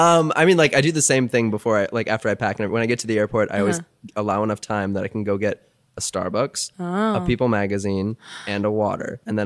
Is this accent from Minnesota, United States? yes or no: yes; Minnesota, United States; I'm from Minnesota.